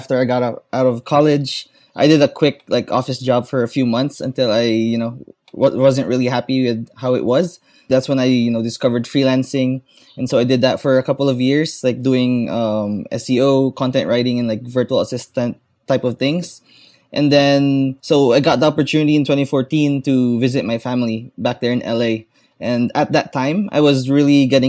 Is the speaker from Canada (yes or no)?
no; Philippines; I am from the Philippines